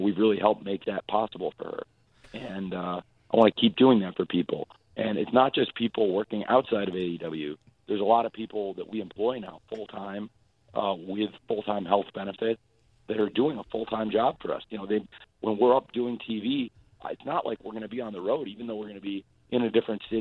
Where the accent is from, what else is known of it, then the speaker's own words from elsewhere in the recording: Jacksonville, Florida, United States; my hometown of Jacksonville